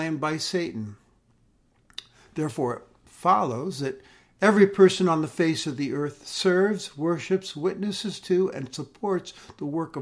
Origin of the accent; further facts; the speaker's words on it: United States; We've always cherished our freedom as Americans